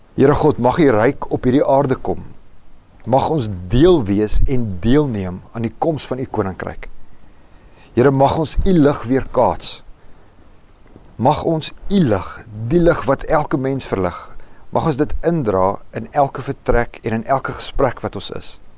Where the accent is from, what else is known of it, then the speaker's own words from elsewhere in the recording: Roodepoort, Gauteng, South Africa; also born or lived in Rustenburg; Ek het skole geskuif. Ons het van Rustenburg af Roodepoort toe getrek